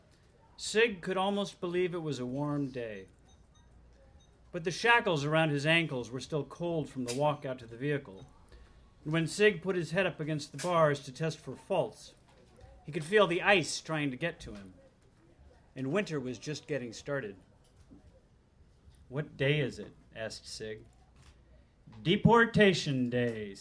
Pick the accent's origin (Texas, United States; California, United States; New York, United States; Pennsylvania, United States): Texas, United States; Austin; I am from Austin, Texas, a warmer place